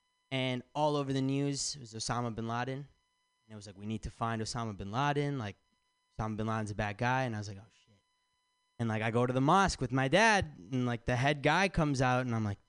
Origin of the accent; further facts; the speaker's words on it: Michigan, United States; now in San Francisco, United States; I'm from Michigan